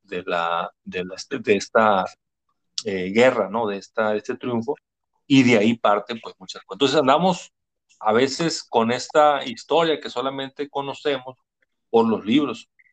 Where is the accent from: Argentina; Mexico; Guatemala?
Mexico; Nosotros somos mexicanos